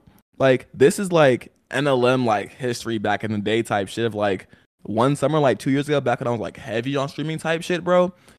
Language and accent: English; Atlanta, Georgia, United States; From Atlanta, Georgia, born and raised.